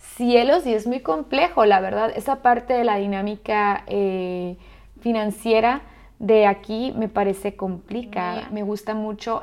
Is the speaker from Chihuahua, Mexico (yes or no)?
yes; Ciudad Juárez, Chihuahua, Mexico; moved away as an adult; also born or lived in Australia / Oman; now in Dubai, United Arab Emirates; soy chica de frontera, entonces para mí obviamente escuchar que si yo soy de Ciudad Juárez, Chihuahua